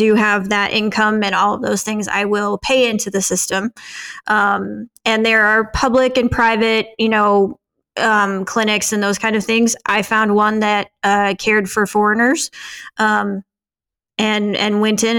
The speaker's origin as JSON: {"language": "English", "country": "United States", "said": "as an American"}